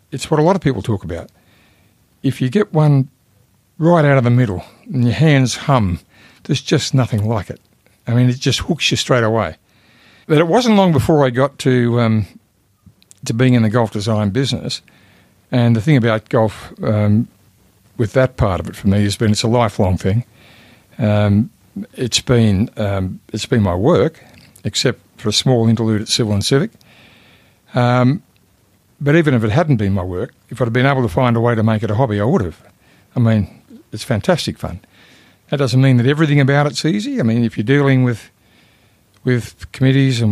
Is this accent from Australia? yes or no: yes; Sydney, New South Wales, Australia; I grew up in Lane Cove